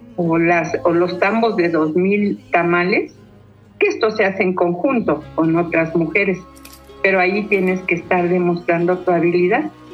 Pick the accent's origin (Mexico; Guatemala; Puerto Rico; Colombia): Mexico; Mexico City; Crecí en Tepepan, muy cercano a Xochimilco